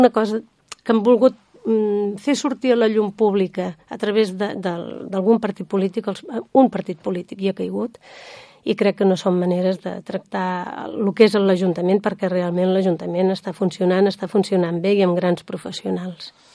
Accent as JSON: {"language": "Catalan", "town": "Sant Sadurní d'Anoia", "region": "Catalonia", "country": "Spain", "said": "les persones que som de Sant Sadurní i que vivim"}